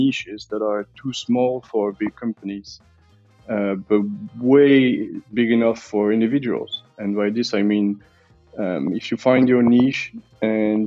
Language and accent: English; Belgium; now in Switzerland; I'm from Belgium, currently living in Switzerland